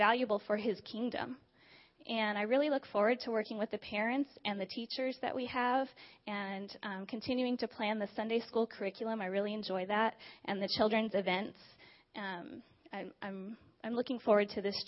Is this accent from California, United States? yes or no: yes; Diamond Bar, California, United States; I grew up just a few minutes away from here in Diamond Bar with my mom, my dad, my brother, and my sister.